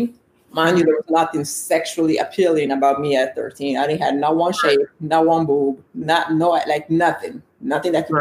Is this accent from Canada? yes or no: no; Italy; now in United States; I was born and raised in Italy. I'm Nigerian by blood, and I live in the U.S.